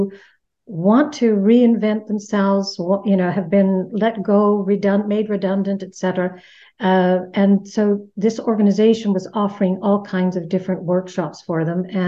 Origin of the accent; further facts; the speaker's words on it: Canada; moved away as an adult; now in Netherlands; I'm Canadian, living here in the Netherlands for 30 years now this year.